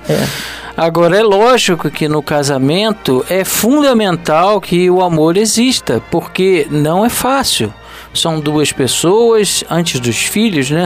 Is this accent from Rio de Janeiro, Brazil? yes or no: yes; Rio de Janeiro, Brazil; eu nasci no Rio de Janeiro, mas eu me sinto um nordestino